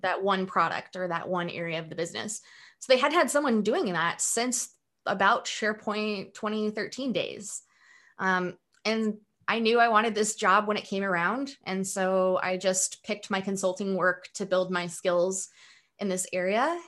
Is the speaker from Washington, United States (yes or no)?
yes; Pullman, Washington, United States; moved away; also born or lived in Moscow, Idaho; I grew up in a um, small town in eastern Washington and also in northern Idaho in an area called the Palouse.